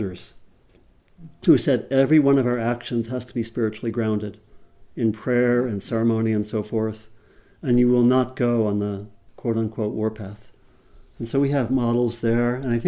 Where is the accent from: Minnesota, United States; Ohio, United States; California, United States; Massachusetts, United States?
California, United States; Berkeley; my hometown of Berkeley, California